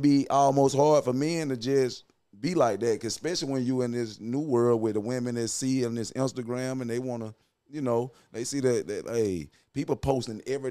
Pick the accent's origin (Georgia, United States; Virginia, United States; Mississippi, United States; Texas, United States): Georgia, United States; Douglas; I'm from Coffee County, Douglas, Georgia.